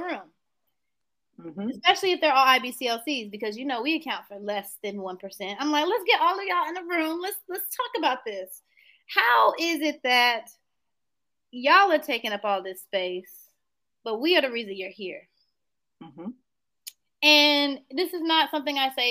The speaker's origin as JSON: {"language": "English", "town": "Greenville", "region": "North Carolina", "country": "United States", "tie": "born or raised there", "moved": "as an adult", "lives_now": "Piedmont Triad, North Carolina, United States", "said": "I'm from Greenville, North Carolina."}